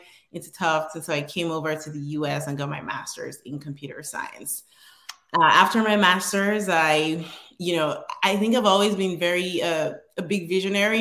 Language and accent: English; Northern Nigeria, Nigeria; moved away as an adult; now in United States; I was born and raised in Nigeria. I came to the US in 2010. I lived in the northern part of Nigeria